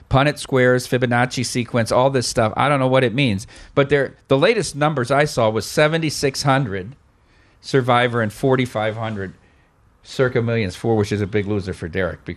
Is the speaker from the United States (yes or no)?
yes; Dubuque, Iowa, United States; I'm from Dubuque, Iowa